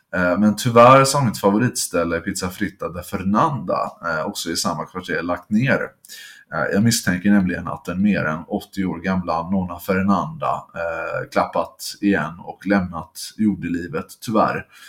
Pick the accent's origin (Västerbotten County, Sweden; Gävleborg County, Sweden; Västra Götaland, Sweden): Västra Götaland, Sweden; Gothenburg; som göteborgare